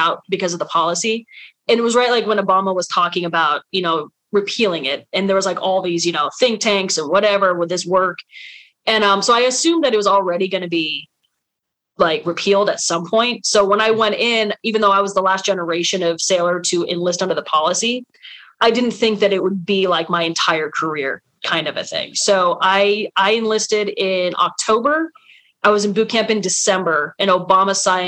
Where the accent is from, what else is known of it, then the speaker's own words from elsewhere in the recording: Nevada, United States; also born or lived in California / Pennsylvania; now in Colorado, United States; I was born in Nevada